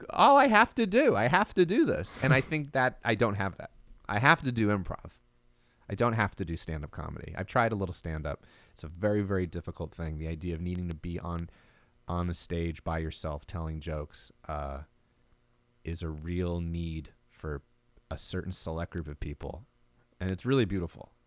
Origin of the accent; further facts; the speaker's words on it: Marlboro, New Jersey, United States; moved away; I'm from Marlboro